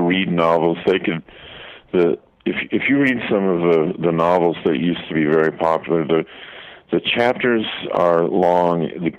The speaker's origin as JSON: {"language": "English", "area": "outside Detroit", "region": "Michigan", "country": "United States", "tie": "born or raised there", "said": "there was kind of an underground thing outside Detroit where we would listen to black music stations, and we weren't supposed to."}